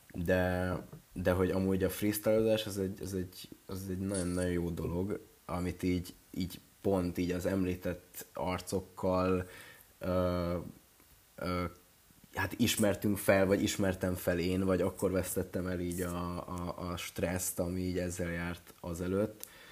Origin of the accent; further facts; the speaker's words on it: Ajka, Veszprém County, Hungary; moved away as an adult; én is ajkai vagyok, vagyis hát ajkán születtem, meg ott éltem 18 évig